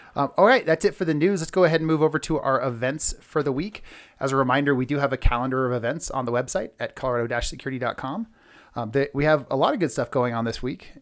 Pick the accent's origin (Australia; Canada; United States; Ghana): United States; Bay Area, California; I'm from the Bay Area